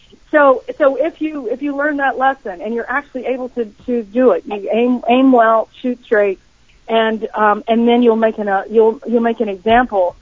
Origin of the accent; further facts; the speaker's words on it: Eastern North Carolina, United States; I'm from Eastern North Carolina, where tobacco is king